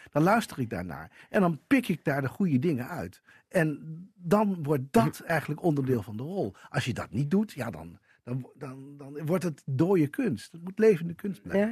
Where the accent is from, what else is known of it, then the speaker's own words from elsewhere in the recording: Assen, Drenthe, Netherlands; Ik kom uit Assen en dat was fantastisch.